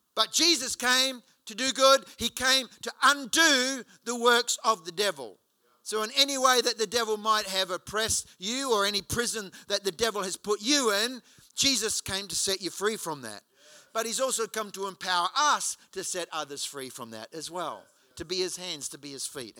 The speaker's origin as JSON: {"language": "English", "town": "Hawera", "region": "Taranaki", "country": "New Zealand", "tie": "born or raised there", "moved": "yes", "said": "I was in my hometown in Hawera in New Zealand a couple of years ago."}